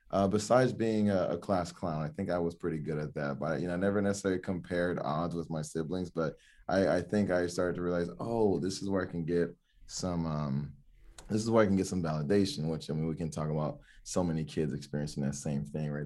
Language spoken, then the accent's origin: English; Miami, Florida, United States; also born or lived in Oregon; I grew up in Miami, Florida